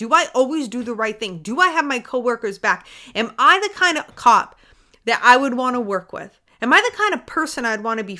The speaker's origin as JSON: {"language": "English", "region": "Maine", "country": "United States", "tie": "born or raised there", "said": "I didn't grow up in a city. I grew up in Maine"}